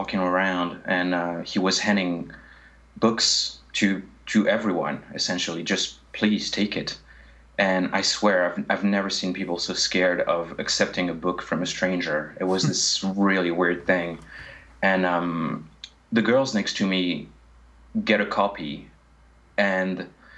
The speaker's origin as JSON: {"language": "English", "country": "France", "second_language": "English"}